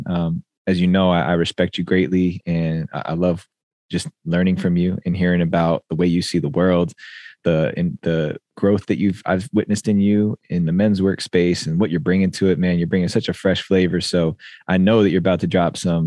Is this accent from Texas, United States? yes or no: no; near Clifton, New Jersey, United States; accent: East Coast; moved away; live from Clifton, New Jersey, close to my hometown